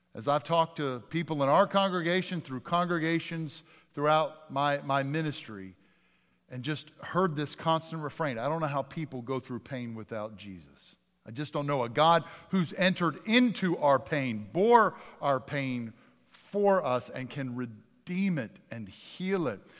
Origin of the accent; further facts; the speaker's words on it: Northeast, United States; I grew up in the Northeast.